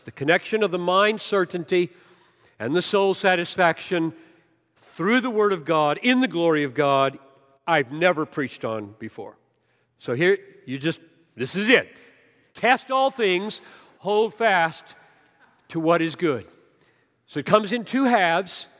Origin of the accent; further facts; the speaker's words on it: Greenville, United States; the way I grew up down in Greenville